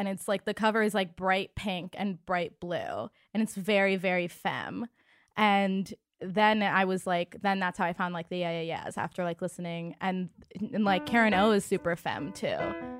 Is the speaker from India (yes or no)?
yes; India; because I'm Indian and I'm like super hairy.